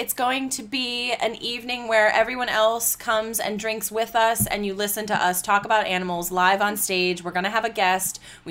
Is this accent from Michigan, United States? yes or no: no; Pennsylvania, United States; moved away; That's my home state.